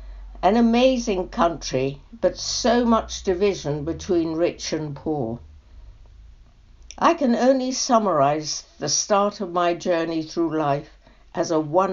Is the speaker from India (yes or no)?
yes; Shimla, Himachal Pradesh, India; born there; I was born in Simla, now Shimla, in 1935. My parents met in India when my mother went out to stay with her brother, who worked in Lloyds Bank with my father.